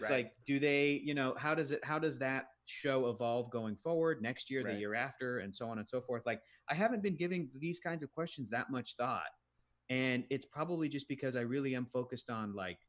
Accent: San Diego, California, United States; I'm born and raised in San Diego.

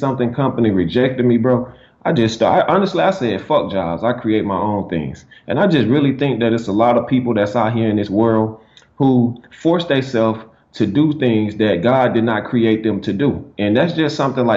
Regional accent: Alexander City, Alabama, United States; originally I am from Alexander City, Alabama

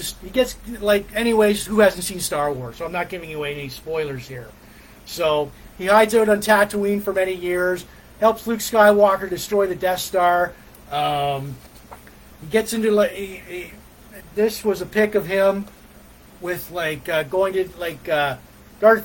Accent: Port Elgin, Ontario, Canada; now in Sarnia, Canada; Port Elgin, Ontario, Canada. Port Elgin, my hometown

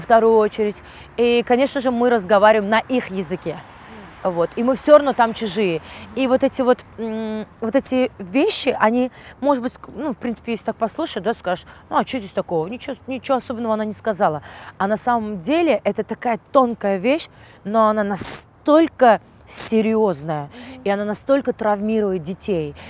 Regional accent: Uzbekistan; moved away; also born or lived in London; я настолько скучала по своей стране

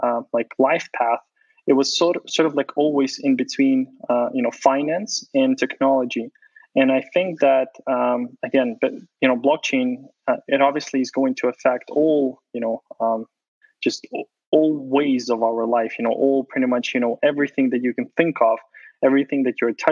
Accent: Ukraine; moved away; I was born in Ukraine

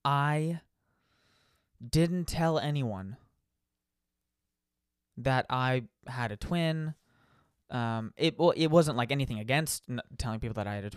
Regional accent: Bay Area, California, United States; moved away; "Oh, I'm from the Bay Area.

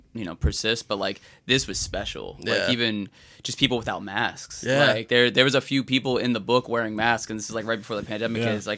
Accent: Florida, United States; also born or lived in Brooklyn, United States; So born in Brooklyn in 92, moved to Florida around like 2000, 2001.

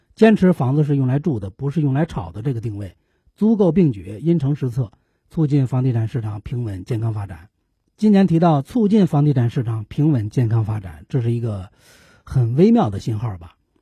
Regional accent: China; 作为中国人

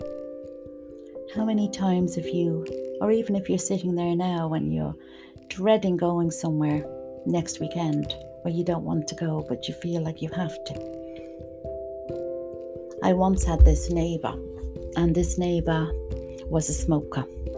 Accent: Dublin, Leinster, Ireland; moved away; I'm originally from Dublin

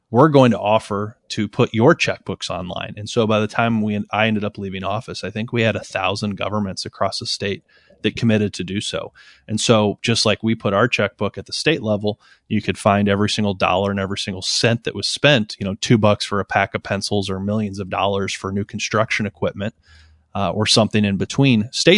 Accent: Cleveland, Ohio, United States; And I'm from Cleveland, but I'm more likely to go to Detroit or Pittsburgh or Chicago or New York than I am to maybe go to Columbus or certainly Cincinnati.

